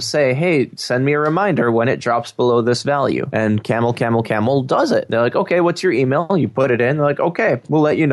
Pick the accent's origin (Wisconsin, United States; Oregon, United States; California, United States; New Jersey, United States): Wisconsin, United States; we're from Wisconsin